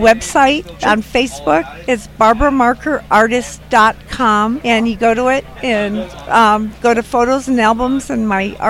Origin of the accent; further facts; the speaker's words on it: Germany; now in San Diego, United States; Well, I'm originally from Germany, but I do live in San Diego now.